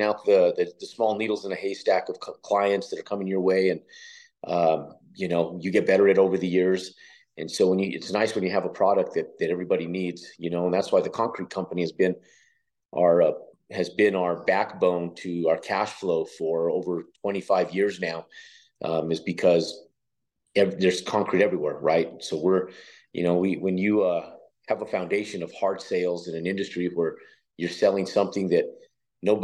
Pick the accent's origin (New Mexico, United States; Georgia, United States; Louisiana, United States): New Mexico, United States; moved away; also born or lived in Texas / Virginia / Florida; I grew up in New Mexico, left to Texas, lived in Texas, Virginia, and Florida for a short time and Texas for a good while